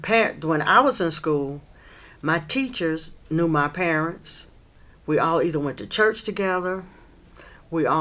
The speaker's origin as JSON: {"language": "English", "town": "Asheville", "region": "North Carolina", "country": "United States", "tie": "born or raised there", "said": "I was raised in Stumptown"}